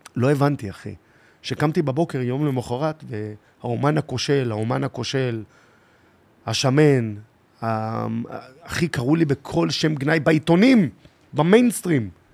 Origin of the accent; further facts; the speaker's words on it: Tel Aviv-Yafo, Tel Aviv District, Israel; אני מיפו. גדלתי בית ספר מעורב ביפו